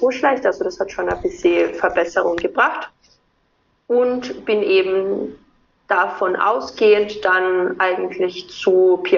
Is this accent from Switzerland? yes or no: no; Austria; also born or lived in Vienna; Ähm, ich komme aus Österreich, wie man immer unschwer an meinem Dialekt erkennen kann.